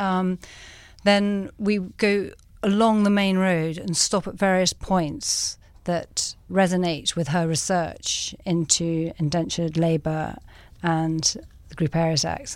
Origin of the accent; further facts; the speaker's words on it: England, United Kingdom; moved away as an adult; now in Cape Town, South Africa; I'm from England